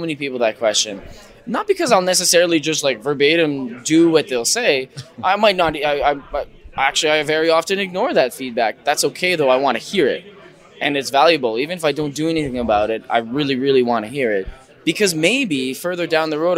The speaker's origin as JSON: {"language": "English", "region": "Manitoba", "country": "Canada", "said": "we're from Manitoba"}